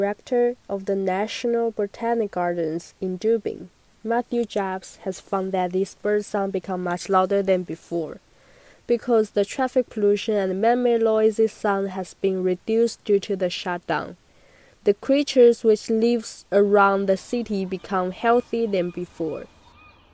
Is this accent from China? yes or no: yes; China; now in Vancouver, Canada; I'm from China. Now I'm studying in Vancouver